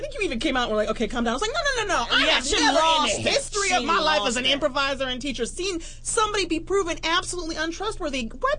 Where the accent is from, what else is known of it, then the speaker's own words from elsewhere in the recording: Detroit, Michigan, United States; also born or lived in Toronto / Chicago; now in West Hollywood, United States; I grew up in Detroit.